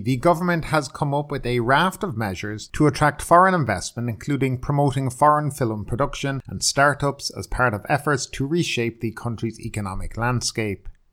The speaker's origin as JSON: {"language": "English", "area": "the middle of Ireland", "region": "Midlands", "country": "Ireland", "tie": "born or raised there", "moved": "as an adult", "lives_now": "Thailand", "said": "My hometown in the middle of Ireland"}